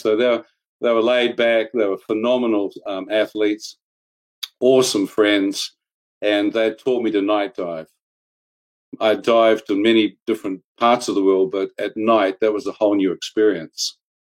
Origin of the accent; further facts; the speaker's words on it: New Zealand; I was brought up and born and bred in New Zealand